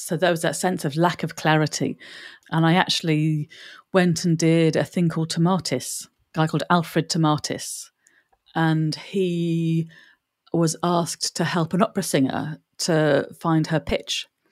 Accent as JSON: {"language": "English", "town": "Bromley", "region": "London", "country": "United Kingdom", "tie": "born or raised there", "also_born_or_lived": "Ireland", "said": "They settled in Bromley. So I was born in Bromley"}